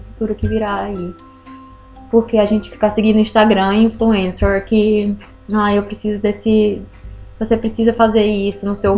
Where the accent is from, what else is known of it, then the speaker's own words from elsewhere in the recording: Ceará, Brazil; Eu sou, eu sou do Nordeste do, do, do Brasil, Ceará